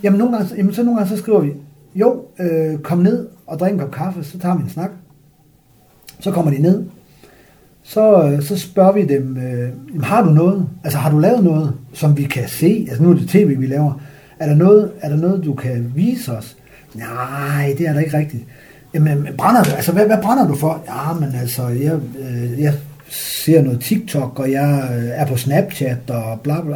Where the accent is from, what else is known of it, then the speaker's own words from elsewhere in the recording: Frederikshavn, North Denmark Region, Denmark; moved away; also born or lived in Hobro; jeg er vokset op i Frederikshavn